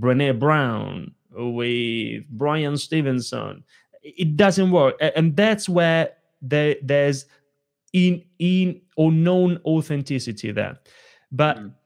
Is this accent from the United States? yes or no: no; Italy; moved away; When I was a little kid growing up in Italy, I grew up in a family of very small business owners.